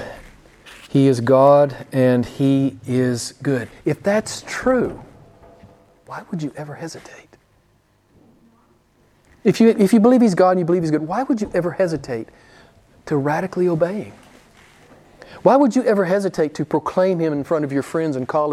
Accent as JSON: {"language": "English", "region": "the Bible Belt", "country": "United States", "tie": "born or raised there", "moved": "yes", "lives_now": "Italy", "said": "where I grew up in the Bible Belt."}